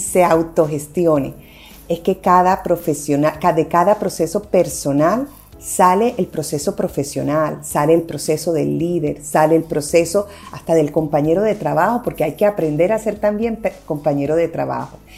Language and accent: Spanish; Barranquilla, Atlántico, Colombia; moved away; also born or lived in Medellín; Yo soy de Barranquilla